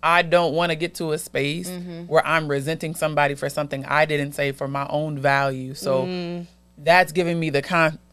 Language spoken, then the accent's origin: English; Nigeria; I'm a Nigerian woman.